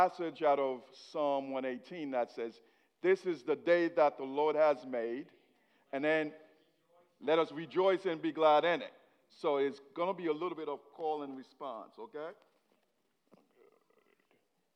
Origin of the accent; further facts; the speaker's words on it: Haiti; English is a second language; now in United States; I was born in Haiti. So whatever accent you're hearing, it's me trying to speak English